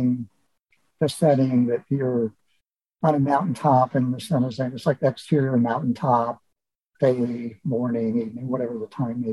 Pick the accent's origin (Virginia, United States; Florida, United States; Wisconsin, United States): Wisconsin, United States; moved away as an adult; now in California, United States; I grew up in Wisconsin